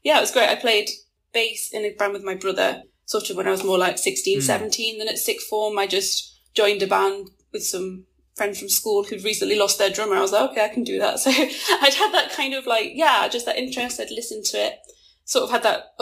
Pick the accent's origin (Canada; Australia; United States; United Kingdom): United Kingdom; England; coming from England